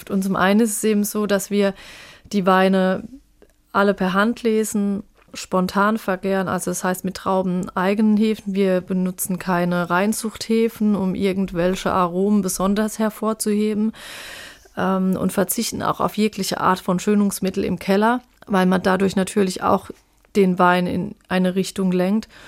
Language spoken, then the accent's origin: German; Arzheim, Rhineland-Palatinate, Germany; ich wollte einen Bezug zu meinem Heimatort